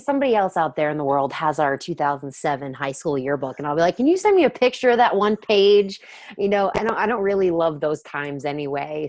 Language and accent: English; the South, United States; I'm from the South